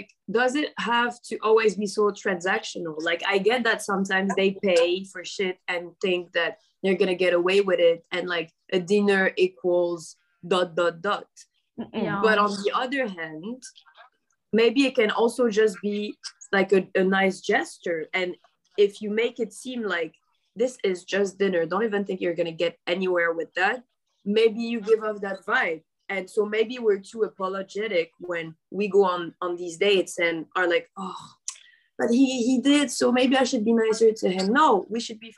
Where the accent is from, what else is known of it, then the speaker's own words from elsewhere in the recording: Morocco; we grew up in Morocco